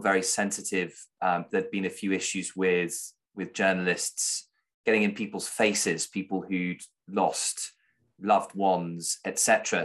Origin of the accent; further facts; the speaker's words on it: United Kingdom; I'm a British journalist in a foreign country.